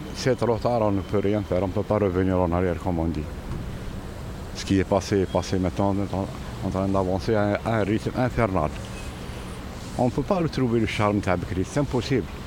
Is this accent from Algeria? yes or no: yes; Algiers, Algiers Province, Algeria; Je suis né à Télémy en 1954